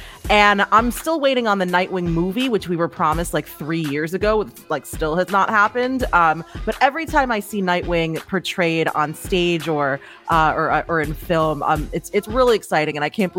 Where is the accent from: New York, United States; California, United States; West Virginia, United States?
New York, United States; So I'm born and raised in New York. So we're going all New York here.